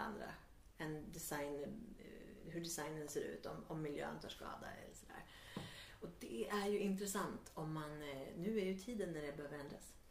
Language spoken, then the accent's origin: Swedish; Värmland, Sweden; now in Stockholm, Sweden; jag växte upp i Värmland